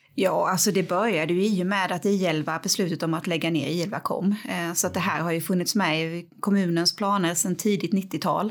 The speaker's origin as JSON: {"language": "Swedish", "town": "Växjö", "region": "Kronoberg County", "country": "Sweden", "tie": "born or raised there", "said": "Jag är upp, född och uppvuxen på norra Teleborg"}